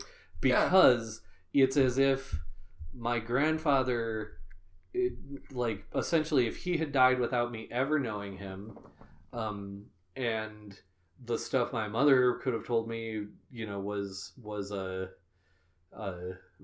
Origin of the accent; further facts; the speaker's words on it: United States; being American myself